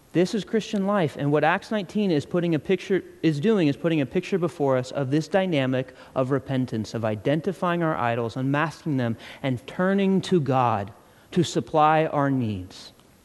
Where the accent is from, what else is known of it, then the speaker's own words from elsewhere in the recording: Ireland; I'm not just angry because I'm Irish.